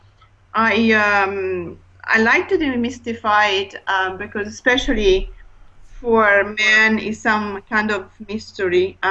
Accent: Italy; also born or lived in London; now in Hertfordshire, United Kingdom; I'm originally from Italy, but I lived in London for 11 and a half years, but I've been living now in Hertfordshire

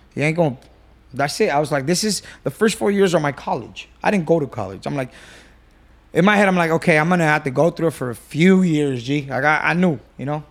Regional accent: Whittier, California, United States; I grew up in Whittier, um, you know, Section eight. single mom

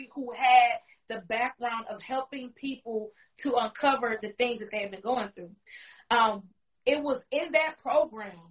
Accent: Milwaukee, Wisconsin, United States; Born and raised in the Milwaukee area of Wisconsin, 53206.

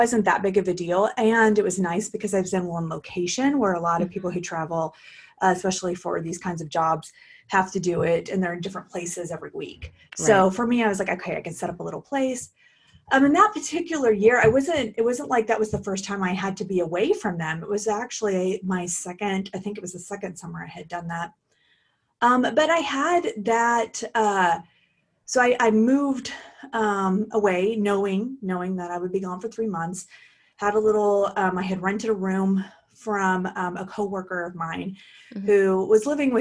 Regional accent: Oklahoma, United States; also born or lived in Portland, Oregon; now in California, United States; I was born and raised in Oklahoma and came to California by way of Portland, Oregon.

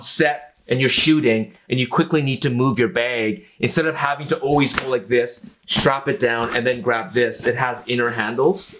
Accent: Vancouver, British Columbia, Canada; also born or lived in Okinawa; I grew up in a part of Vancouver, East Vancouver

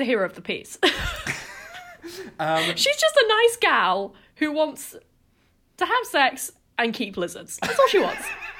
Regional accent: West Midlands, United Kingdom; I'm also from the West Midlands.

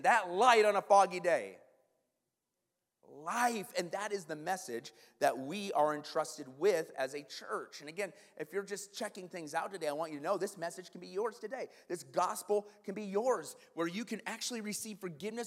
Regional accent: Iowa, United States; now in Kenosha, United States; I grew up in Iowa

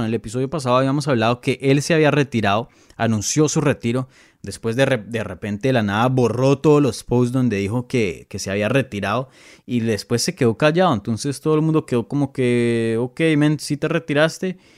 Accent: Bogotá, Colombia; Yo soy de Bogotá

